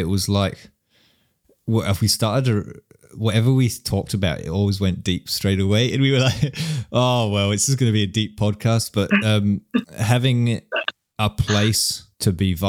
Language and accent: English; an island on the west coast of Scotland, United Kingdom; moved away as an adult; also born or lived in London, England; now in New Zealand; I was born in London, England, and I grew up in an island on the west coast of Scotland, and we had to get a ferry to school